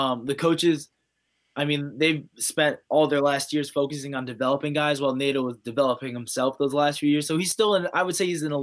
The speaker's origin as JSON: {"language": "English", "region": "Ohio", "country": "United States", "tie": "born or raised there", "said": "Ohio's wrestling is, that a good majority of us are making it to that Division I level. It's so much fun growing up in an environment like"}